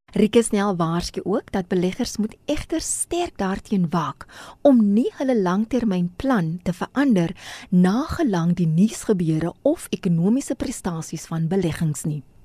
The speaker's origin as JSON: {"language": "Afrikaans", "country": "South Africa", "said": "ons as Suid-Afrikaners"}